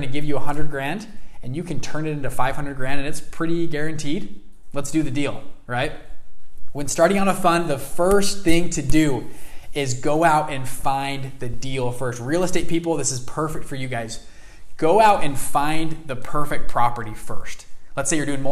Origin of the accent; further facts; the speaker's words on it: Salt Lake City, Utah, United States; I grew up in Salt Lake City, not a big city